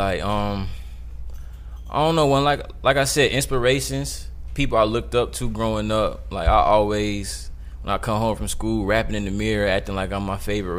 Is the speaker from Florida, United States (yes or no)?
no; Decatur, Georgia, United States; Like I'm from the South, I'm from Decatur